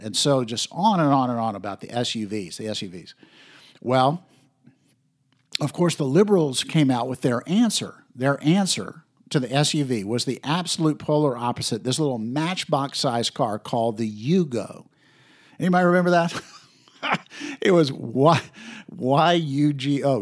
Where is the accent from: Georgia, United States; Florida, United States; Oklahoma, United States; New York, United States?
Florida, United States; I was from Florida